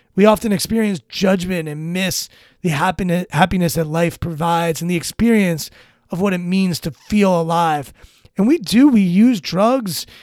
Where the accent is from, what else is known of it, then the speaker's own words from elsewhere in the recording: Washington, District of Columbia, United States; I'm born and raised in Washington, D C, in this area